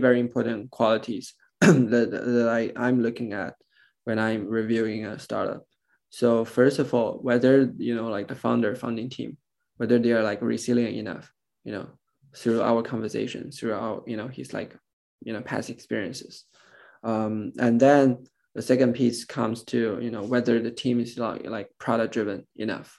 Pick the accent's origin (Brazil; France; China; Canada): China; I'm born and raised in China